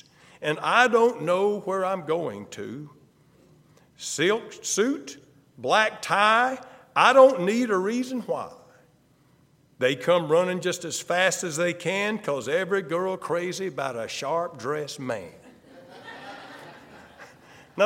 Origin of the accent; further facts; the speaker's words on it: the South, United States; I'm from the South. There was no question when I opened my mouth